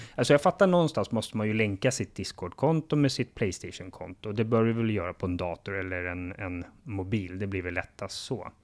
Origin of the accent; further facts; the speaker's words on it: Sweden; som varken du eller jag som svenskar har